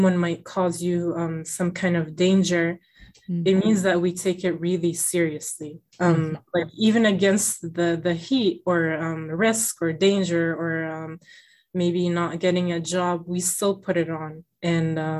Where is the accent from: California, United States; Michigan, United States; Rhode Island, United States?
Rhode Island, United States; Middletown; growing up in school, because in my school, I went to public school here in Middletown, Rhode Island